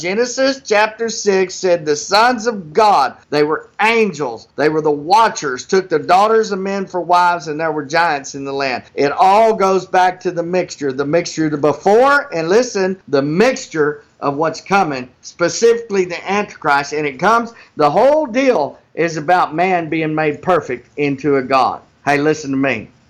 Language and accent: English; Texas, United States; moved away as an adult; now in Oklahoma, United States; I live in Oklahoma. When I came up here the Lord told me that, because I'm from Texas, but we moved up here about 6 years ago